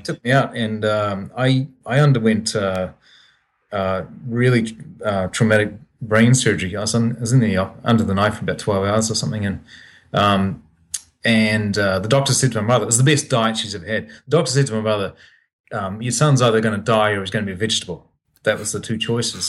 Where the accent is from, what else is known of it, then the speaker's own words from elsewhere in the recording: New Zealand; now in Kamakura, Japan; being a kid growing up in New Zealand